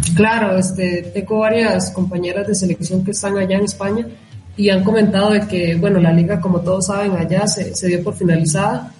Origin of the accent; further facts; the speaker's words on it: Costa Rica; accent: Tico; moved away as an adult; also born or lived in Finland; now in Colombia; los ticos tenemos un acento muy, nos diferencia mucho